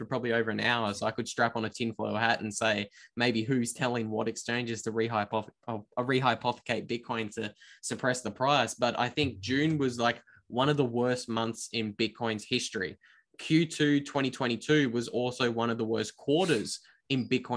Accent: Australia; accent: Australian; my Australian accent

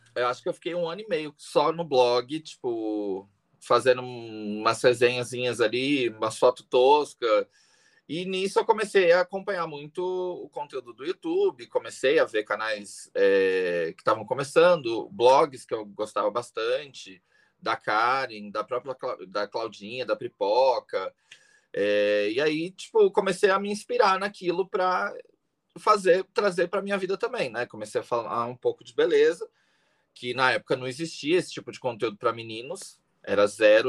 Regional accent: Greater São Paulo, Brazil; also born or lived in Taubaté / Itapecerica da Serra / Guarulhos; Morei é. a vida inteira na Grande São Paulo

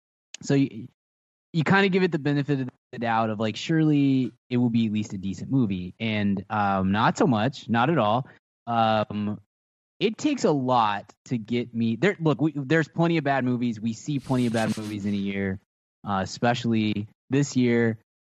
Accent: Texas, United States; This offends me as a Texan.

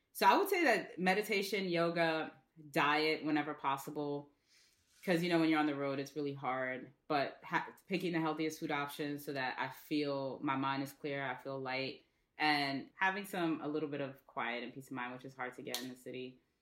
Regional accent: New York City, New York, United States; I'm from the Bronx.

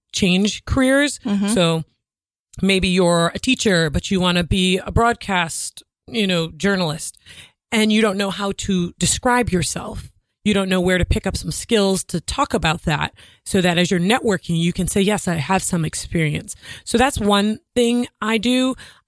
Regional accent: Rhode Island, United States; also born or lived in Boston / New York; now in Manhattan, United States; I live in Manhattan, but I'm from Rhode Island

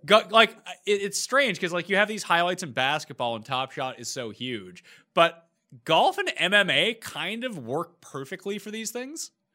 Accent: Canada; we're both Canadian

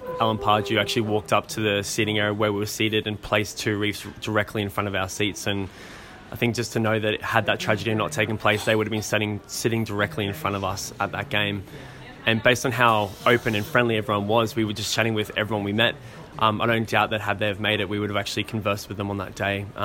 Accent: Australia; also born or lived in North East England / Gold Coast, Queensland; a kid growing up in Australia

